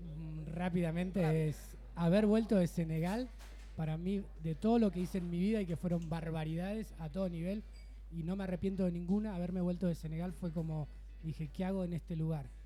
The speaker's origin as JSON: {"language": "Spanish", "town": "Bella Vista", "region": "Buenos Aires Province", "country": "Argentina", "moved": "as an adult", "lives_now": "Barcelona, Spain", "said": "yo soy de Buenos Aires, provincia de Buenos Aires, un lugar que se llama Bella Vista"}